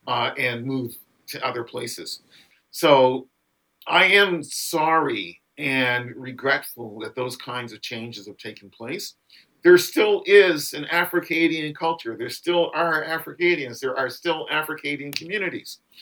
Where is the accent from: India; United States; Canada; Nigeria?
Canada; Halifax, Nova Scotia; also born or lived in Three Mile Plains, Nova Scotia / Windsor, Nova Scotia; even though I didn't grow up there, I grew up in Halifax